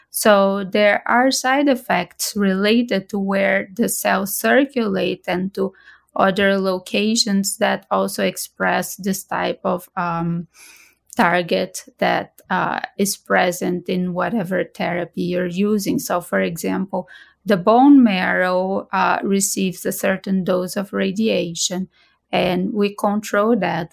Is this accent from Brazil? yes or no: yes; Brazil; moved away as an adult; also born or lived in Boston; now in United States; I'm originally from Brazil and, uh, I trained previously in Brazil